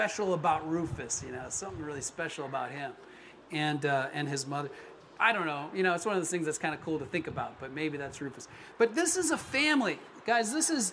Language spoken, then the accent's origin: English; Colorado, United States; moved away as an adult; also born or lived in Florida / California; now in Los Angeles, United States; I really identify as a Coloradan, even though I've been in California way more than I was ever in Colorado. I was in Colorado from age 7 to age 19 or something